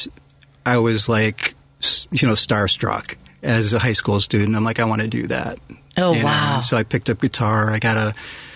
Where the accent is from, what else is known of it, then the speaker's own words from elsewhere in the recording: Lake Forest, Illinois, United States; now in Evanston, United States; Lake Forest